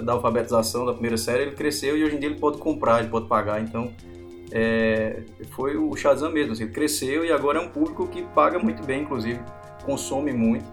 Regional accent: Campina Grande, Paraíba, Brazil; nós somos de Campina Grande, né, na Paraíba

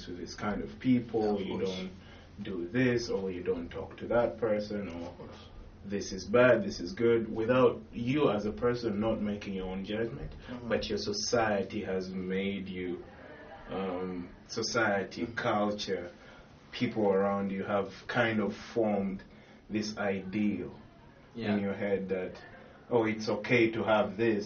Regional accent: Uganda; moved away; I'm from Uganda

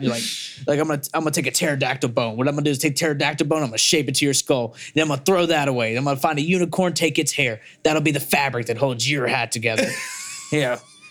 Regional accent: Mississippi River Delta, United States; cause I come from hustlers, dirt, you know, just devious people. Like we're near the from the Mississippi River Delta bottoms.

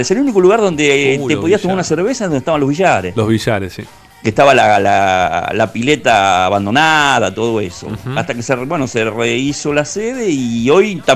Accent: Monte Grande, Buenos Aires Province, Argentina; soy de acá de Monte Grande.

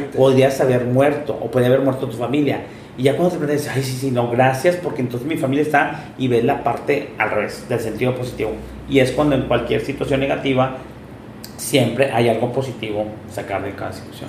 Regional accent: Monterrey, Nuevo León, Mexico; also born or lived in Japan; La gente que somos de Monterrey

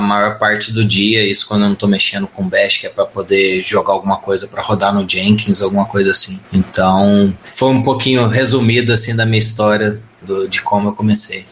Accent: Pouso Alegre, Minas Gerais, Brazil; sou de Pouso Alegre, Minas Gerais

